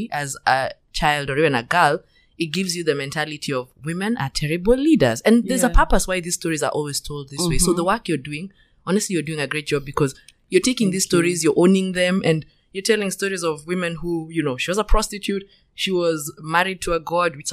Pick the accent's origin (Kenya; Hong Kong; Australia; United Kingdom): Kenya; when I was growing up in Kenya